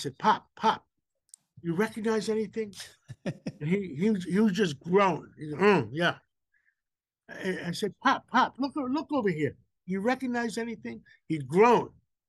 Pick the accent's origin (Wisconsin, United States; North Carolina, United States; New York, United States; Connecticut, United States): New York, United States; New York City; first language Greek; English is a second language; we grew up in Harlem.